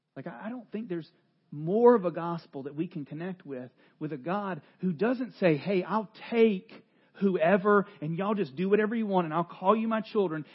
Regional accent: North Carolina, United States; I am from North Carolina

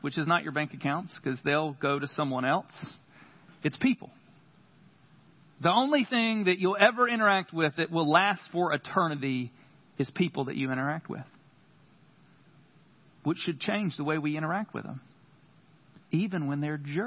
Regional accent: United States; we as American church

